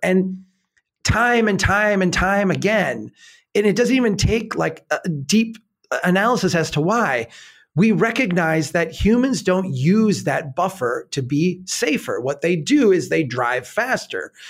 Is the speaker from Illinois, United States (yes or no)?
no; Minnesota, United States; I'm a Minnesotan